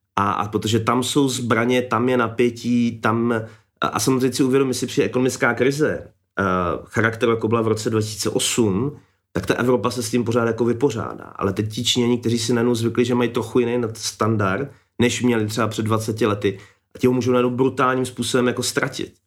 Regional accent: Czechia; my Češi

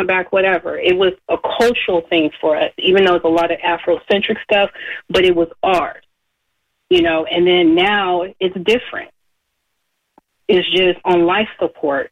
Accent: Berkeley, California, United States; I'm born and raised in Berkeley

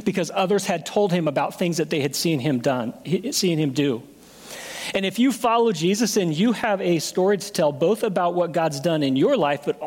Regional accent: Portland, United States; I'm from Portland.

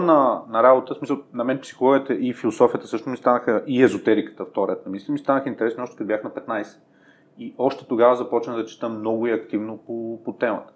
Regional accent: Sofia, Sofia City, Bulgaria; съм израснал в Надежда и нали, в Надежда си беше малко гето едно време.

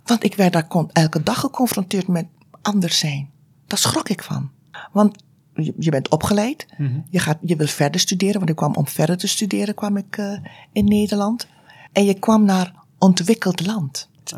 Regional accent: Aruba; moved away as an adult; now in Tilburg, Netherlands; Ik ben geboren op Aruba, uit Surinaamse ouders. En ehm, ik heb daar eigenlijk, uh, ben daar opgegroeid

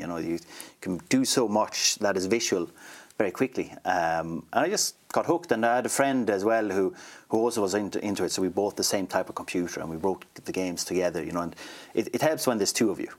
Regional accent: Sweden; moved away as an adult; now in Ireland; I grew up in a small town um, in, in Sweden, right in the middle, right in between Malmö and Stockholm, actually, but near to nowhere

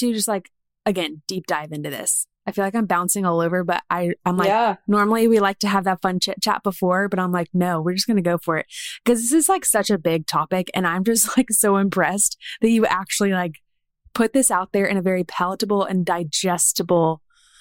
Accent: Columbia, South Carolina, United States; moved away as an adult; now in Alabama, United States; South Carolina is home. That's where my husband and I grew up, in Columbia

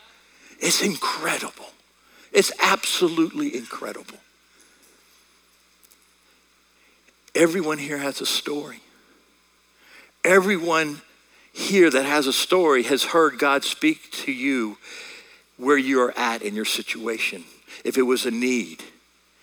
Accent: United States; accent: American; I'm speaking American

